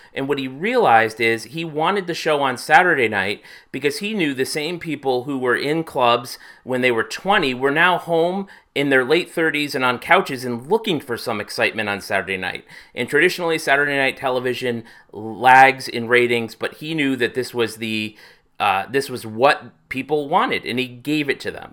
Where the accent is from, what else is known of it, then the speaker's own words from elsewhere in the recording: Hartford, Connecticut, United States; my hometown of Hartford, Connecticut